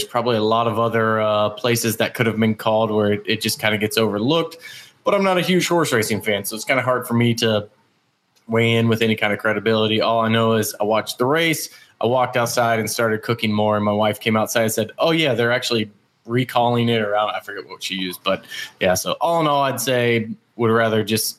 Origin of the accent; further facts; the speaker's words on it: Florida, United States; we're from Florida.